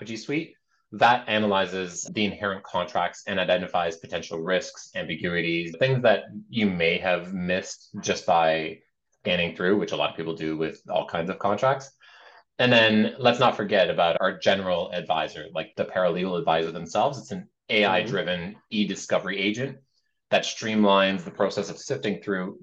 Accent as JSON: {"language": "English", "country": "Canada", "said": "we're Canadian"}